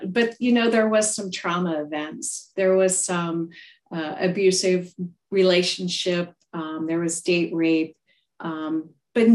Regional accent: Iowa, United States; I was born and raised here in Iowa, still in Iowa today.

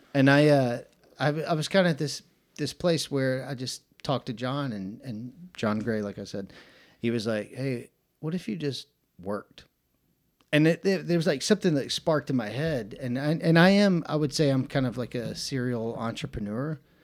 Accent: Atlanta, Georgia, United States; moved away as an adult; now in Chattanooga, United States; I'm from Atlanta, Georgia, born and raised

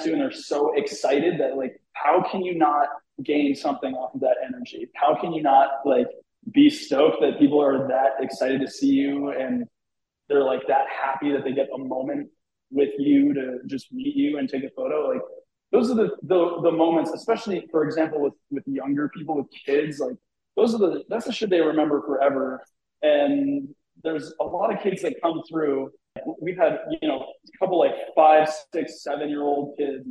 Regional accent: New England, United States; I'm from New England

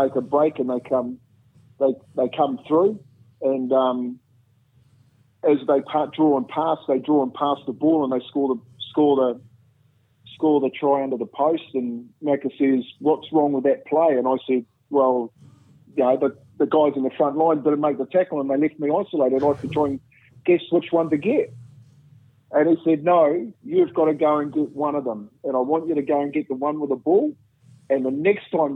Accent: New Zealand; moved away; as a Kiwi, yeah. You know, as a young Māori Polynesian

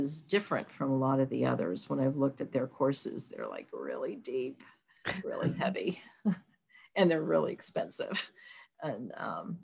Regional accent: Charleston, West Virginia, United States; when we were kids, Kanawha County Schools, because we're originally from Charleston

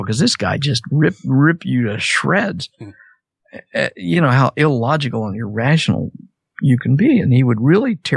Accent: Wichita, Kansas, United States; moved away as an adult; also born or lived in Nashville, Tennessee; I was raised in Wichita, Kansas, really conservative area

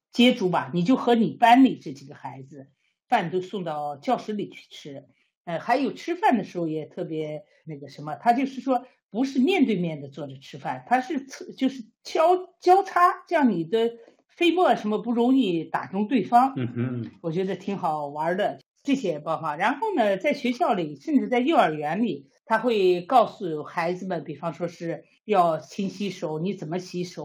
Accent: China; now in Sweden; 我们中国人

